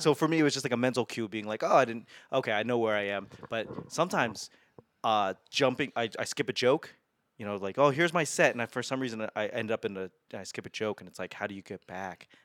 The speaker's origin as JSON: {"language": "English", "town": "Boston", "region": "Massachusetts", "country": "United States", "tie": "born or raised there", "also_born_or_lived": "Los Angeles / Washington, D.C. / Albuquerque", "moved": "as an adult", "lives_now": "Las Vegas, United States", "said": "I grew up in Boston"}